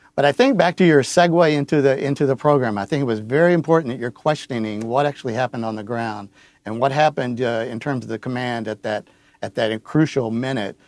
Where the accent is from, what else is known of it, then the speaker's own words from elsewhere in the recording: Uvalde, Texas, United States; I was born in Uvalde. I've lived there. Uh, my great-grandfather settled in Uvalde in eighteen seventies, and I grew up at my grandparents' ranch, which I still own in northern Uvalde